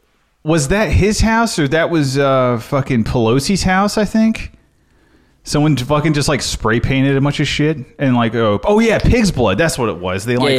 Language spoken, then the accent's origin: English; the South, United States; See, I'm from the South. I can barely fucking do it right.